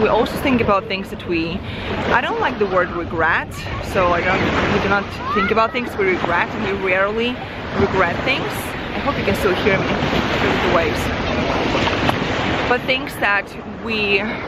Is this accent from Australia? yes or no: no; Ukraine; English is a second language; moved away; a girl who was born in Eastern Europe. I come from Ukraine. I was just an immigrant girl who didn't speak the language.